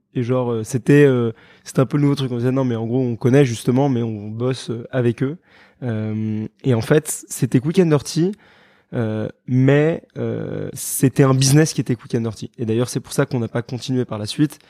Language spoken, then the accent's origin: French; Paris, Île-de-France, France; also born or lived in London, United Kingdom; je suis parisien, j'ai fait mes études en Angleterre, à Londres.